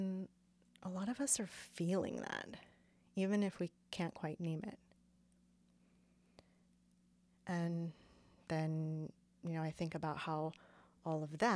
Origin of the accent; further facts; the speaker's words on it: Phoenix, Arizona, United States; now in Portland, United States; I grew up in Phoenix, Arizona